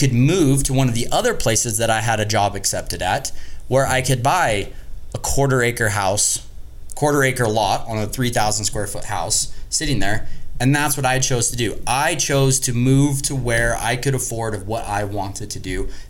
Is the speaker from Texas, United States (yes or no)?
no; Las Vegas, Nevada, United States; moved away as an adult; now in Utah, United States; I grew up in Vegas.